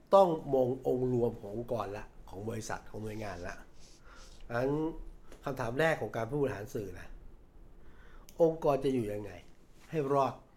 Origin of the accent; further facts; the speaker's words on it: Thailand; ผมเป็นคนต่างจังหวัด